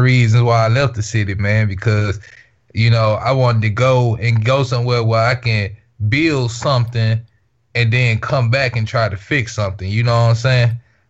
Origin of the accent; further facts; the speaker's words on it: Mississippi, United States; I'm from Soybean, bro.